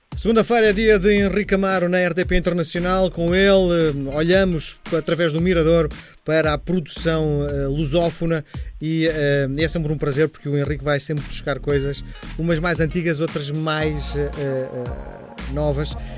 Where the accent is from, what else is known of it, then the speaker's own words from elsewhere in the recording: Portugal; como portugueses